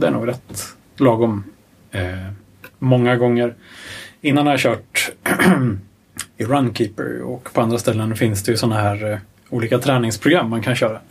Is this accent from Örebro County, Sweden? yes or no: yes; Örebro County, Sweden; jag kommer ju från Örebro-trakten